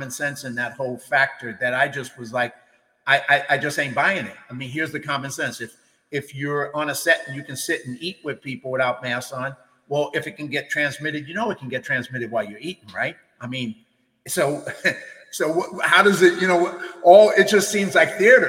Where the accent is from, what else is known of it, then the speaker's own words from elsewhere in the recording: New York City, New York, United States; moved away as an adult; now in California, United States; I grew up in the East Coast in the Bronx